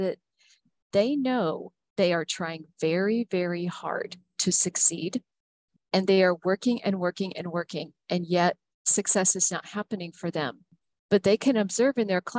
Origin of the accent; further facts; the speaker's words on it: Huntsville, Alabama, United States; a school that had opened up in Huntsville, Alabama, my hometown